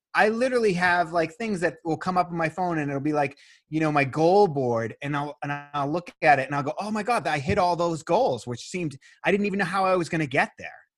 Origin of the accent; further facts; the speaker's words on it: Boston, Massachusetts, United States; I'm from Boston